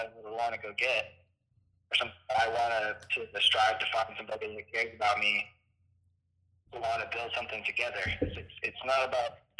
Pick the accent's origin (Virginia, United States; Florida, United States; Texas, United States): Florida, United States; Tampa; moved away as an adult; also born or lived in New York; I'm originally from Tampa, Florida